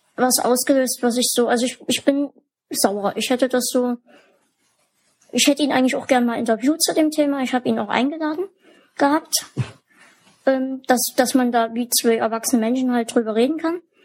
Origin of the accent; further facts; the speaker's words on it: Germany; bei uns in Deutschland